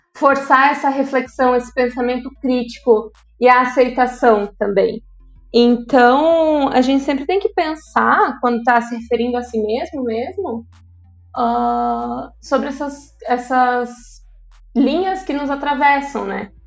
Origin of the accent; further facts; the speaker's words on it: Quilombo, Santa Catarina, Brazil; eu nasci em Quilombo, é uma cidade daqui da região